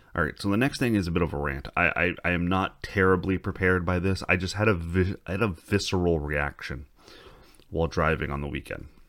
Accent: Canada; we're Canadian

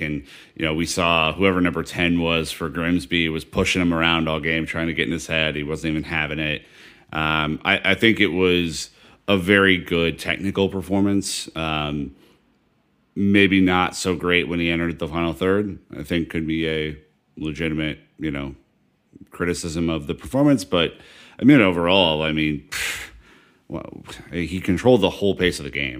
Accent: United States; I'm, I'm American

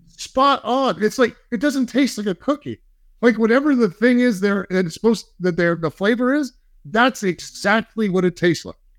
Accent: New York, United States; moved away; also born or lived in Cape Cod; I'm from New York

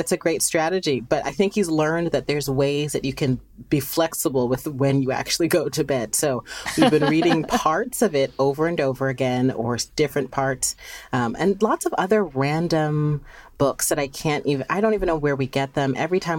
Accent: Philadelphia, Pennsylvania, United States; But it's always been such an important part of my life from being a child, growing up in Philly.

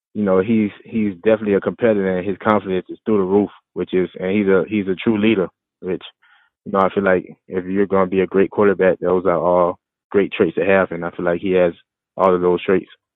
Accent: Florida, United States; where I grew up in in Florida

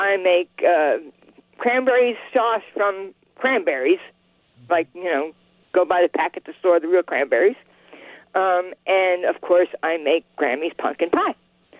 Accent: eastern Pennsylvania, United States; I'm from eastern Pennsylvania, like in Pennsylvania Dutch Amish country.

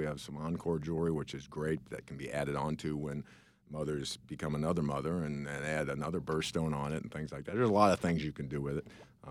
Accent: St. Louis, Missouri, United States; We've always been here in St. Louis.

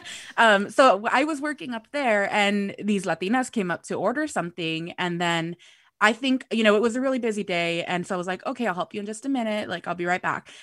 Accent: United States; first language Spanish; English is a second language; I was born in the U S

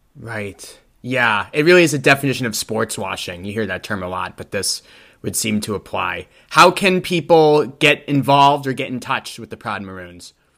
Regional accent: Boston, Massachusetts, United States; I grew up in Boston, Massachusetts, so you know, quite the different atmosphere.

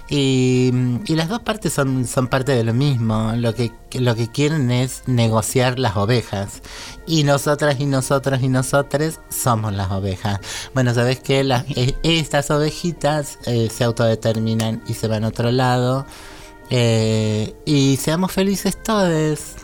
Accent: Córdoba, Argentina; now in Buenos Aires, Argentina; yo soy cordobesa en realidad, pero vivo acá hace demasiado tiempo

